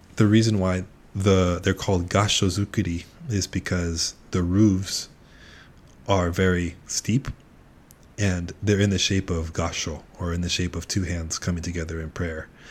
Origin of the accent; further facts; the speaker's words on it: Pasadena, California, United States; Pasadena as well, my hometown